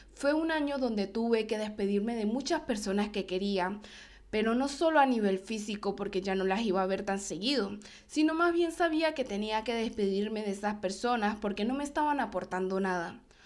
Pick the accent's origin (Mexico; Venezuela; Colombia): Venezuela; moved away as an adult; cuando llegué de Brasil a Venezuela, yo ya tenía claro que yo quería inmigrar, que yo quería irme de Venezuela